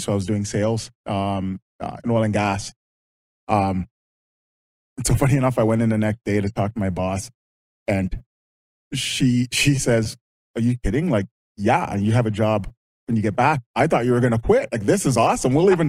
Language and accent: English; London, Ontario, Canada; born or raised there; also born or lived in Jamaica